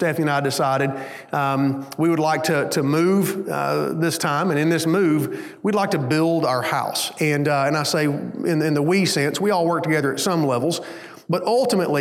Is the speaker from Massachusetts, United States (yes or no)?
no; Hayden, Alabama, United States; also born or lived in Hueytown, Alabama; When my parents decided to move, they moved up to a small town called Hayden, Alabama